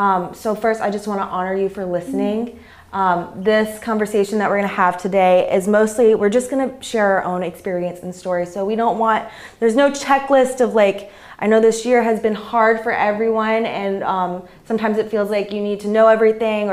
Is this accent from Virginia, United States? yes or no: yes; Richmond, Virginia, United States; moved away; I grew up in the South. I grew up in Richmond, Virginia